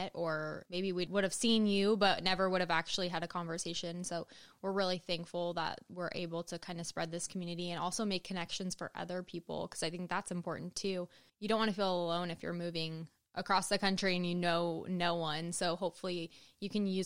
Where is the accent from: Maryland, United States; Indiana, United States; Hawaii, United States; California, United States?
California, United States; Los Angeles; moved away as an adult; also born or lived in Iowa / Wisconsin / Washington; now in Mississippi, United States; I'm from California, from like Los Angeles area